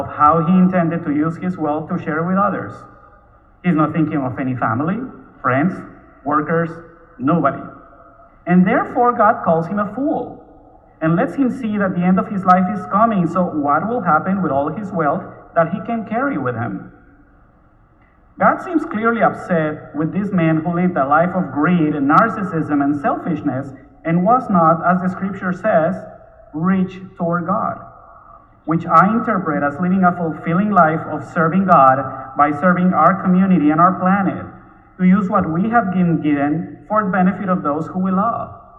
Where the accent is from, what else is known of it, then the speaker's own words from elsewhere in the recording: Bogotá, Bogotá Capital District, Colombia; moved away as an adult; also born or lived in Miami; now in Houston, United States; I was born in Bogota, Colombia, where I lived until I was 28. At that time, I moved first to Miami and then to Houston.